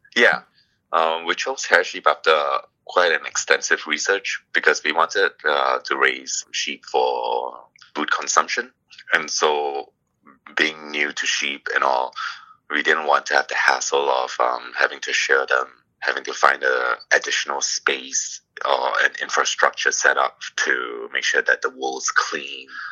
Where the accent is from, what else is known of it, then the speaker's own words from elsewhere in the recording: Singapore; also born or lived in Toronto, Canada; now in Ontario, Canada; originally, I came from Singapore